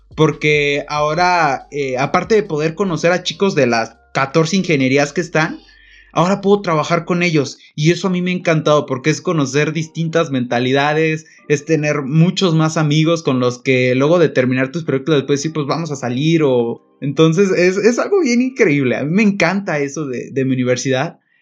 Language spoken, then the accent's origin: Spanish; Pénjamo, Guanajuato, Mexico; also born or lived in Irapuato; yo soy de Pénjamo, pero estudio en Irapuato